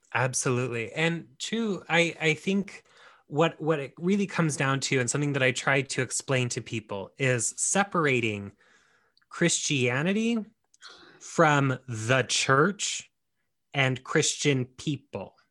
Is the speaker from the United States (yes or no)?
yes; United States; we are both Mexican and we are American